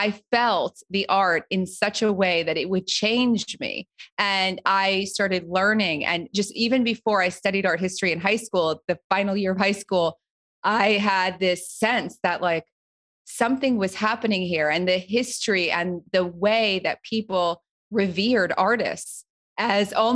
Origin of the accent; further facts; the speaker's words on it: New Jersey, United States; I grew up right outside of New York City, but in New Jersey.